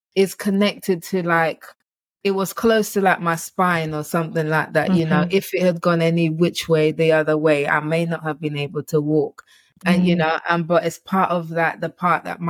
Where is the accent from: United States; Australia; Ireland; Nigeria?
Nigeria; I'm Nigerian